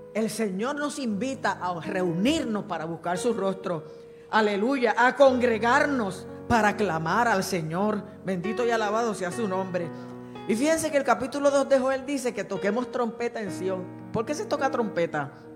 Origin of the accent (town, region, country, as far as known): Puerto Rico